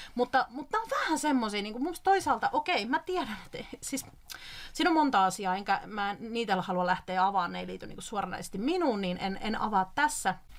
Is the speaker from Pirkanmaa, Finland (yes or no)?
no; South Ostrobothnia, Finland; Mä oon sieltä kotoisin